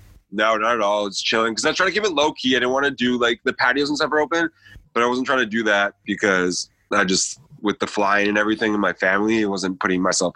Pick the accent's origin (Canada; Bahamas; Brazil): Canada; Vancouver, British Columbia; moved away as an adult; also born or lived in Toronto; Live from Vancouver.